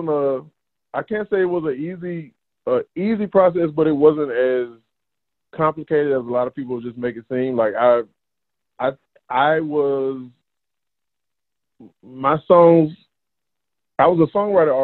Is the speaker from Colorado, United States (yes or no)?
no; South Georgia, United States; I am from South Georgia, a very rural area down by Florida, maybe an hour from Florida